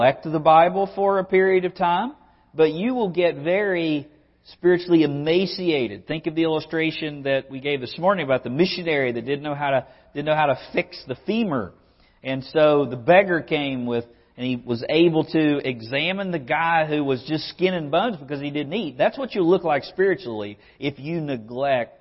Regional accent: West Virginia, United States; moved away; my childhood in West Virginia

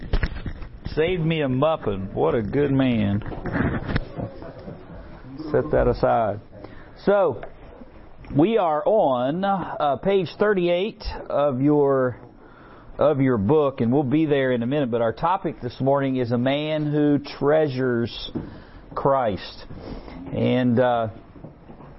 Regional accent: West Virginia, United States; accent: West Virginia; my West Virginia accent

